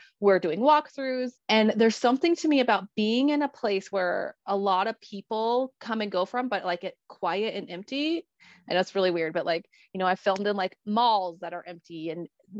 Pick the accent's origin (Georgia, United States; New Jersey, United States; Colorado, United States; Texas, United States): Colorado, United States; I am born and raised Colorado. I still live in Colorado.